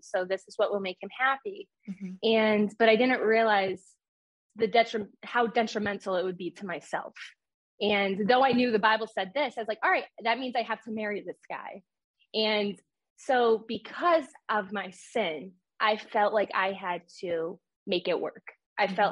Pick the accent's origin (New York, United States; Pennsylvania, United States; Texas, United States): New York, United States; I'm from New York